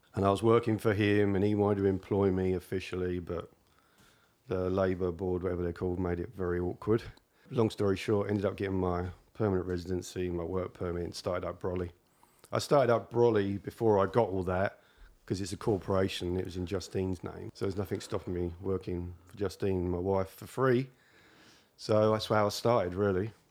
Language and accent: English; England, United Kingdom; moved away as an adult; now in Canada; as far as this Englishman's concerned